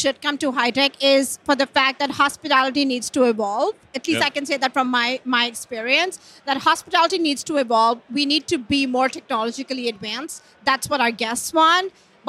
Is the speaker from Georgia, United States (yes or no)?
no; California, United States; I'm from California.